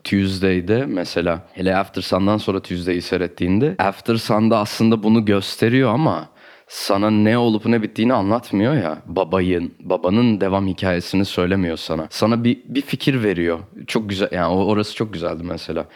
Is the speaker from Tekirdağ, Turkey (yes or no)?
no; Istanbul, Turkey; also born or lived in Ankara / Artvin; Benim çocukluğum Kadıköy'de geçti.